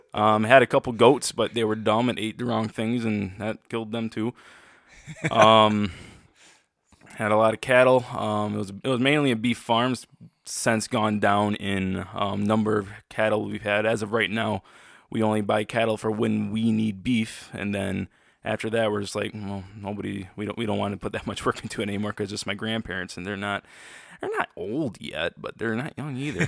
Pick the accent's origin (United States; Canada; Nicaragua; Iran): United States; Freeland, Michigan; I was born and raised in Freeland, Michigan, just I'm just near Saginaw, Michigan.